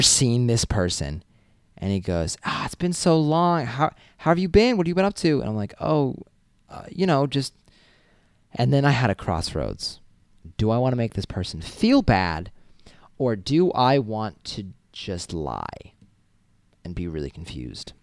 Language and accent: English; Massachusetts, United States; moved away; I'm from Massachusetts.